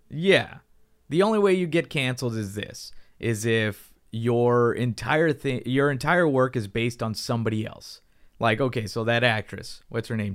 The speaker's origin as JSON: {"language": "English", "country": "United States", "said": "for us in America"}